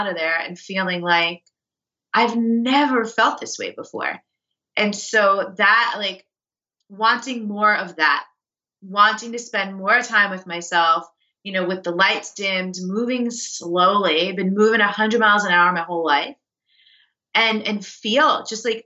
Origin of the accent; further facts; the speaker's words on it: New York City, New York, United States; I'm a New Yorker, like, I'm a fast paced East Coast type of person